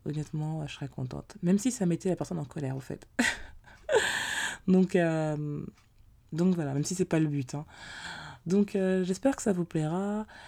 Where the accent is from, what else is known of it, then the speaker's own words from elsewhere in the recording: Paris, Île-de-France, France; je suis originaire de Paris